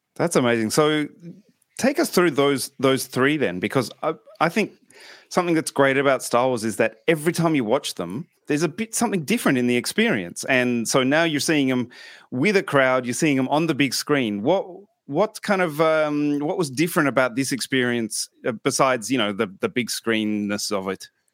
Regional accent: Australia; moved away; obviously being Australian

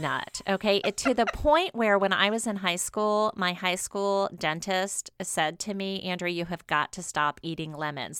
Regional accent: New Orleans, Louisiana, United States; my hometown, New Orleans

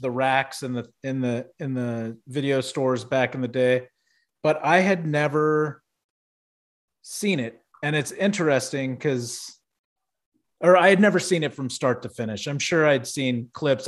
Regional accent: Houston, Texas, United States; growing up in Houston

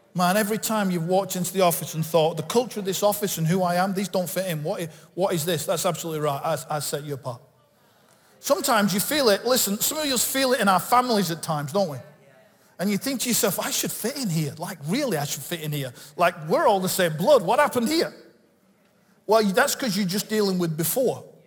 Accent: Bolton, North West England, United Kingdom; I'm from Bolton. I was born just up the road in the hospital in Bolton

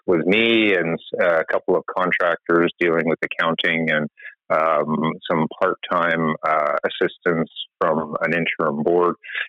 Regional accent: Montreal, Quebec, Canada; moved away as an adult; I grew up in Montreal, the son of a teacher and a librarian

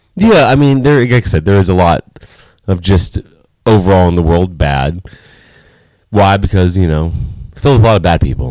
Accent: Los Angeles, California, United States; moved away; my hometown

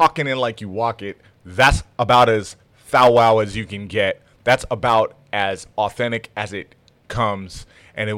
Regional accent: Toronto, Ontario, Canada; now in San Jose, United States; I was born in Toronto

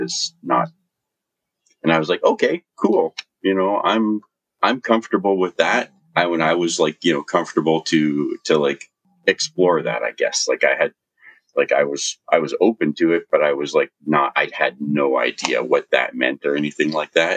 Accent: Vancouver, British Columbia, Canada; moved away as an adult; I was born on the west coast of Canada, in Vancouver, BC. And it's a beautiful place. And I grew up in Vancouver and in a place called Vancouver Island.

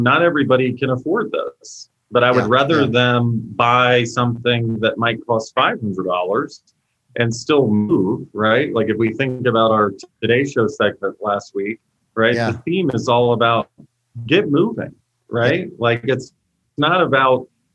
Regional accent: Virginia, United States; moved away as an adult; now in Colorado, United States; I was born and raised and built my last series of companies in Virginia, and then relocated to Colorado in early of 2017

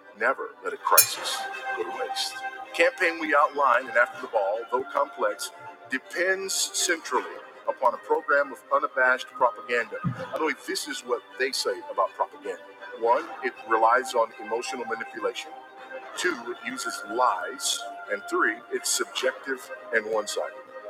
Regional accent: Los Angeles, California, United States; I was born here in Los Angeles

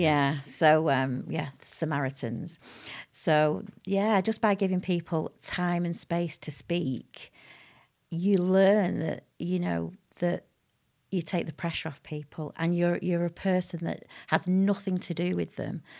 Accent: Manchester, North West England, United Kingdom; also born or lived in Harpurhey, Manchester / Whitefield; I was born in Crumsall Hospital, which is now North Manchester, uh, General

